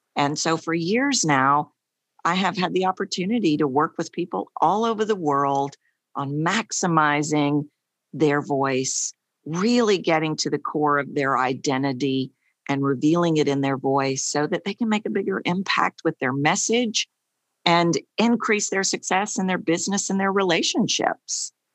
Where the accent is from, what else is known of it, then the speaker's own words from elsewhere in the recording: Texas, United States; accent: Texan; I'm obviously from Texas, And I was curious, why do I sound like a Texan